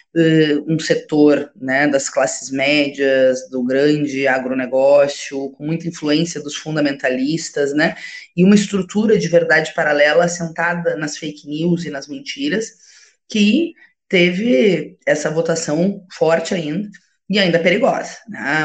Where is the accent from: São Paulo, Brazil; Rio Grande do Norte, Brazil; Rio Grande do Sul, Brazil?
Rio Grande do Sul, Brazil; Alegrete; Na minha terra, Alegrete, que é na fronteira oeste